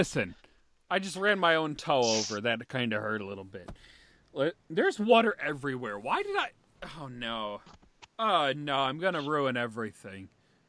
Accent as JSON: {"language": "English", "region": "East of England", "country": "United Kingdom", "tie": "born there", "said": "Because I was born in Britain. I was born in Essex, England, and now I'm British."}